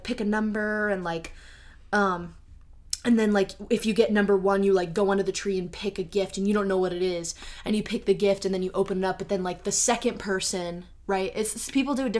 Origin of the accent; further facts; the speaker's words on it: the South, United States; moved away; I was born in the South. I grew up in the South